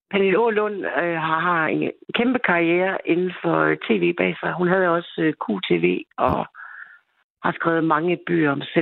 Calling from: Central Denmark Region, Denmark; jeg er den pige fra Østjylland, for der er en pige mere, og jeg tror nok, hun kommer fra Sjælland.

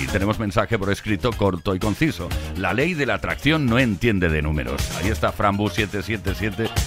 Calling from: Barcelona, Catalonia, Spain

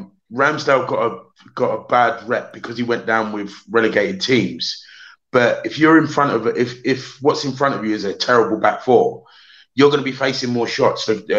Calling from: Crystal Palace, London, United Kingdom; I'm joining from down Crystal Palace.

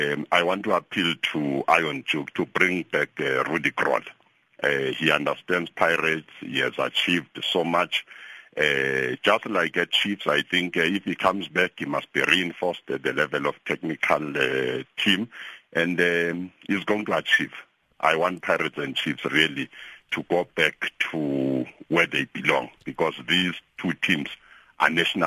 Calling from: Middelburg, Mpumalanga, South Africa; Oh, no, I'm not Jonathan. … from Middleburg.

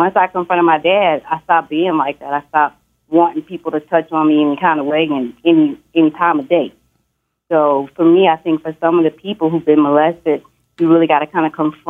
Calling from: Dallas, Texas, United States; I'm calling from Dallas.

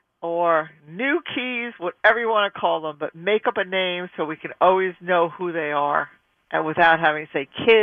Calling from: Bayville, New York, United States; I'm calling from Bayville, New York.

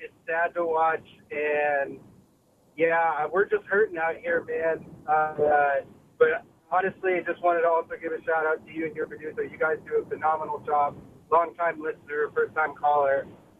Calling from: San Diego, California, United States; I'm calling from San Diego

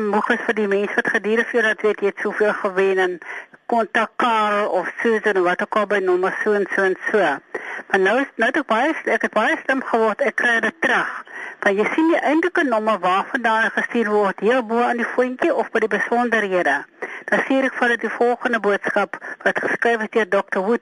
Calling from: Cape Town, Western Cape, South Africa; van Kaapstad.

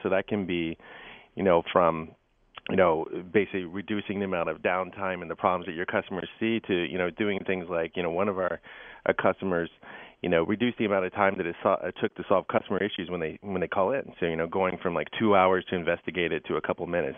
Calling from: Redwood City, California, United States; I'm calling in from Redwood City, California

